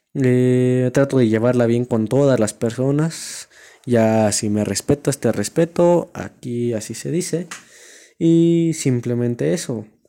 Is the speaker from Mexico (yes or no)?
yes; La Cañada del Marqués, Querétaro, Mexico; Soy de aquí del Querétaro, la Cañada del Marqués.